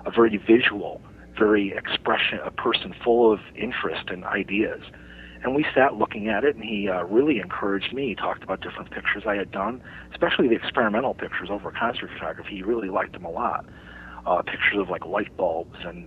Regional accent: Chicago, Illinois, United States; I was a kid growing up on Addison Street in Chicago, a couple of miles from Wrigley Field

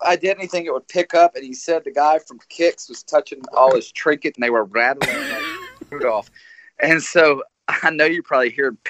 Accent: the South, United States; because I'm from the South

